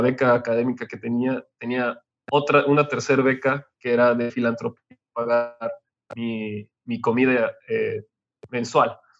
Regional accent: Otumba, State of Mexico, Mexico; moved away; also born or lived in Hidalgo / Monterrey; yo nací en México, después crecí en un pequeño pueblo que se llama Otumba, en Estado de México, y de ahí nos mudamos a Hidalgo

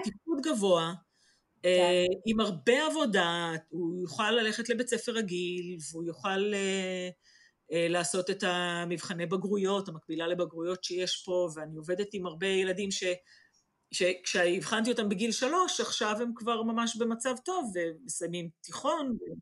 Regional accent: Israel; moved away as an adult; now in England, United Kingdom

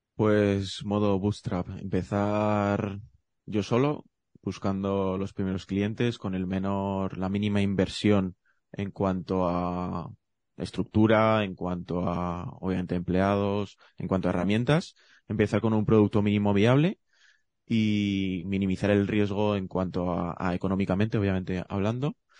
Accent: Zaragoza, Aragon, Spain; yo soy de Zaragoza

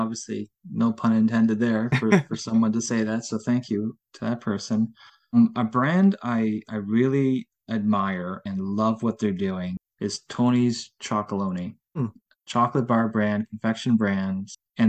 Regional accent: Netherlands; born there; They're a brand out of the Netherlands, and I was born in the Netherlands, so fellow Dutch company

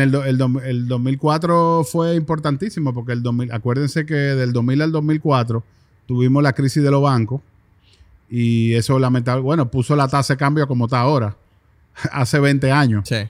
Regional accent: Dominican Republic; nos ven como República Dominicana

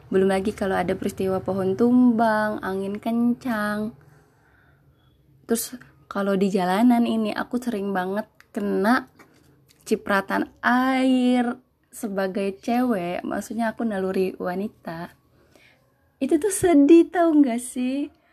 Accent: West Java, Indonesia; first language Sundanese; now in Yogyakarta, Indonesia; karena aku bukan dari Jogja sendiri aku asli Jawa Barat notabene bahasa Sunda ketika aku hidup di Jogja ini

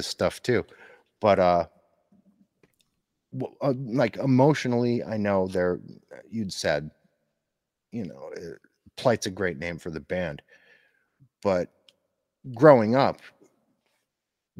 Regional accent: Northeastern Pennsylvania, United States; growing up in, I'm from the Northeast in Pennsylvania

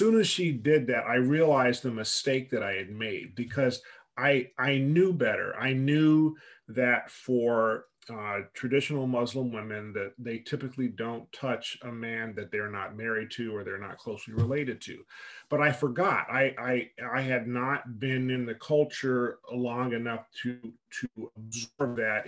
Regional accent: United States; I'm an American, so I don't know how to speak Arabic

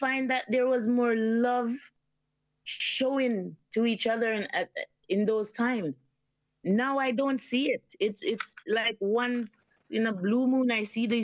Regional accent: Portland, Jamaica; moved away as an adult; now in Canada; I was born in the beautiful parish of Portland, Jamaica. And then I migrated to Canada, you know, in 95.

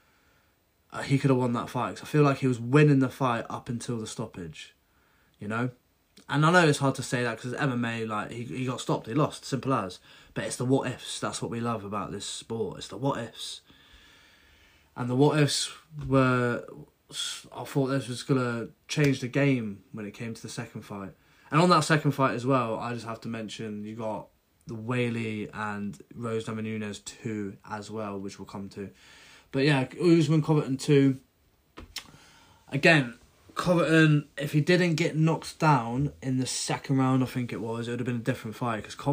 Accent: United Kingdom; I'm British

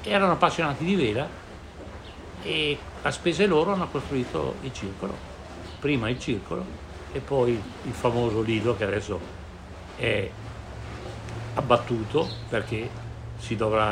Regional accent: Verona, Veneto, Italy; a Verona, io sono veronese

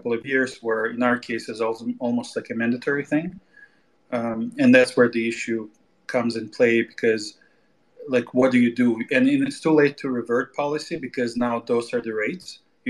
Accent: Canada; I'm Canadian

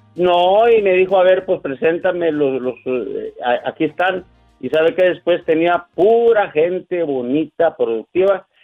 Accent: Durango, Mexico; now in California, United States; yo soy latino, soy mexicano, soy durangueño

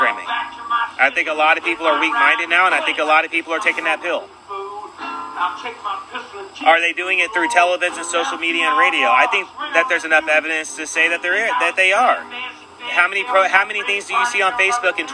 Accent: Sacramento, California, United States; moved away; also born or lived in San Francisco / South Lake Tahoe; I mainly grew up in California myself, in Northern California

